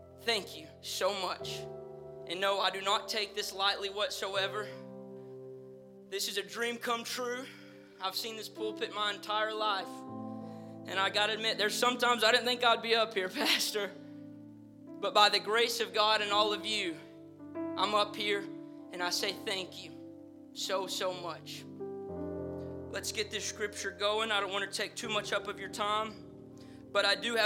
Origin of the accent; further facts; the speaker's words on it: the South, United States; accent: southern; my southern accent